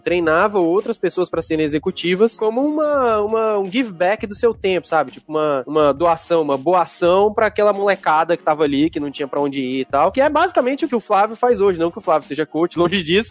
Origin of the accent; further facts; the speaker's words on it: Brasília, Federal District, Brazil; cresci em Brasília